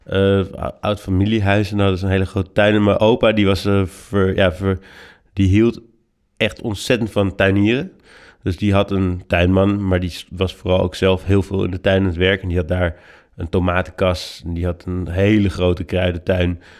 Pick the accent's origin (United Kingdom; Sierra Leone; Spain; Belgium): United Kingdom; Oxford, South East England; born there; Ik ben geboren in Oxford, hm. in Engeland.